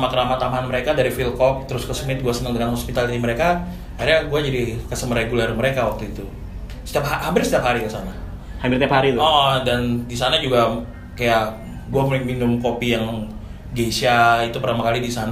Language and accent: Indonesian; Samarinda, East Kalimantan, Indonesia; now in Jakarta, Indonesia; Gue sih aslinya Samarinda, Kalimantan Timur gitu.